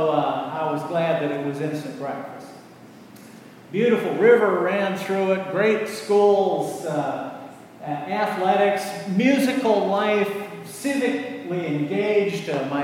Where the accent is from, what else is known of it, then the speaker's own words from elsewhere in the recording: Waverly, Iowa, United States; moved away; I remembered my hometown with such affection. I grew up a Methodist, but had all these great Lutheran institutions, Lutheran Mutual Life Insurance, and a college, Wartburg College